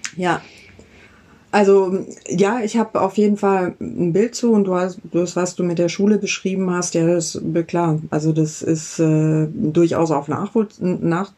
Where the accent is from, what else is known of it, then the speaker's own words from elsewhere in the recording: Southern Germany, Germany; now in Berlin, Germany; Ich habe meine Kindheit da in Süddeutschland verbracht